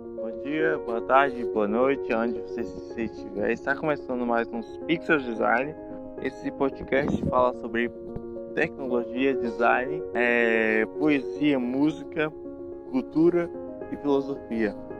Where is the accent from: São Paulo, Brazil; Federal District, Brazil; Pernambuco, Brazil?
Federal District, Brazil; Brasília; also born or lived in Piauí; Sou brasiliense, mas nascido na cidade de no Piauí.